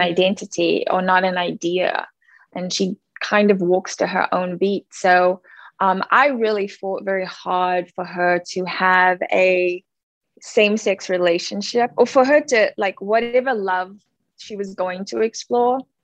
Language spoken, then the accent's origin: English; Cape Town, Western Cape, South Africa; born or raised there; now in United States